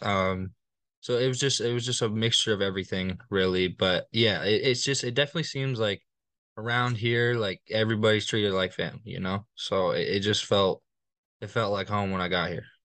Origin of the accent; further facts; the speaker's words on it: Littleton, Colorado, United States; moved away as an adult; now in Fort Worth, United States; I'm from Littleton, Colorado. Um, I moved there my, mm, second, third grade, uh, year.